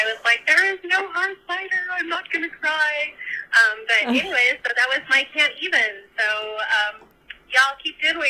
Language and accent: English; Oregon, United States; I'm from Oregon